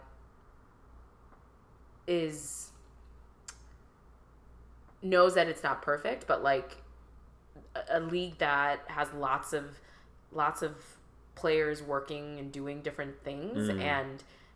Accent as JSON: {"language": "English", "town": "Chicago", "region": "Illinois", "country": "United States", "said": "I was also from Chicago"}